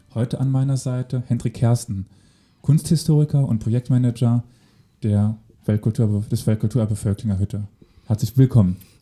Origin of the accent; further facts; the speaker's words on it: Völklingen, Saarland, Germany; ich komme aus Völklingen